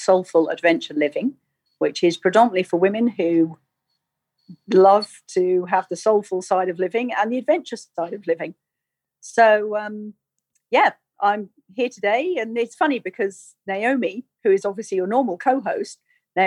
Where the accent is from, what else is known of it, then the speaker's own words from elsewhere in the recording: Weybridge, South East England, United Kingdom; moved away as an adult; also born or lived in Sheffield / London / Sweden; now in Canada; I was raised in England, down in Surrey, lived in Weybridge for pretty much all my life